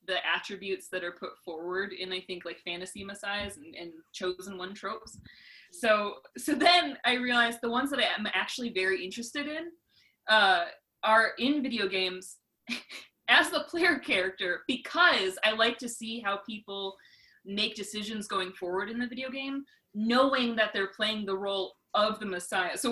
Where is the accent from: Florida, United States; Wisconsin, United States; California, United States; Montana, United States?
Wisconsin, United States; moved away as an adult; now in Brentwood, United States; I'm originally from Wisconsin